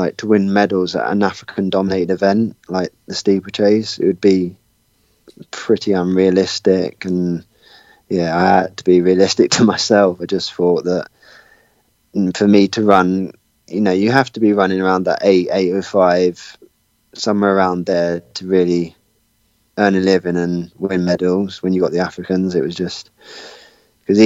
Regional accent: Watford, East of England, United Kingdom; moved away; living originally in Watford in England, that's my hometown

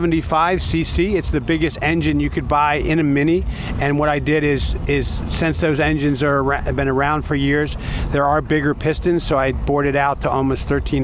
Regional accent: Fort Lauderdale, Florida, United States; I'm from Fort Lauderdale.

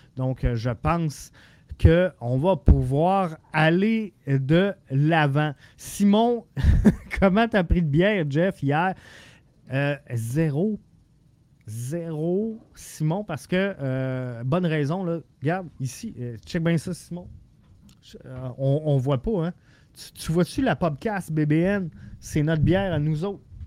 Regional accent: Quebec City, Quebec, Canada; je suis de Québec. Je viens de la grande région de Québec. Euh, j'ai passé euh, la majeure partie de ma vie à Québec.

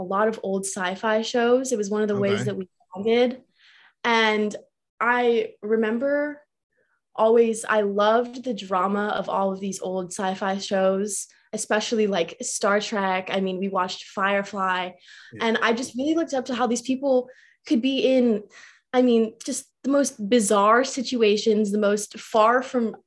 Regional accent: Orlando, Florida, United States; I grew up in Florida

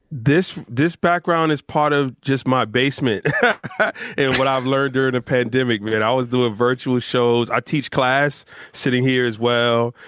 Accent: Rahway, New Jersey, United States; also born or lived in Newark, New Jersey; I was born in Newark, but I was raised in Rahway

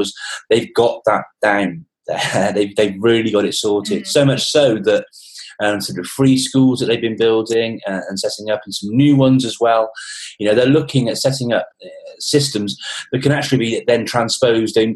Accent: England, United Kingdom; as an Englishman

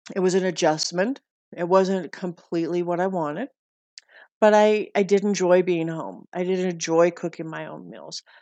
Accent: Montana, United States; when I was growing up in Montana

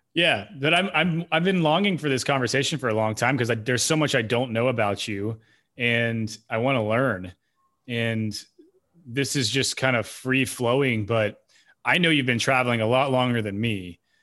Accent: Knoxville, Tennessee, United States; I grew up in Knoxville

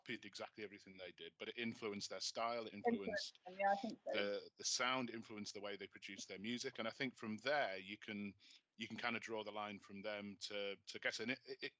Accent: Manchester, North West England, United Kingdom; where I grew up in Manchester

